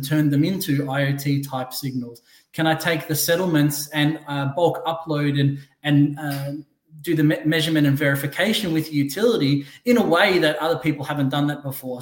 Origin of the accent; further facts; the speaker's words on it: Australia; moved away as an adult; now in Newport Beach, United States; I'm Australian, born in Australia. Came to Orange County, Newport Beach, five, almost 6 years ago with my wife.